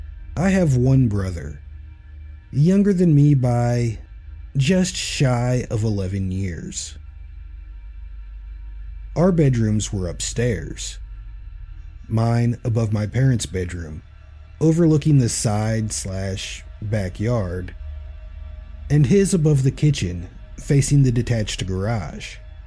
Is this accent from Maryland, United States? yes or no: no; Tennessee, United States; I grew up on the Tennessee-Alabama-Georgia border, west of Chattanooga. Not in the sticks, but definitely a rural area.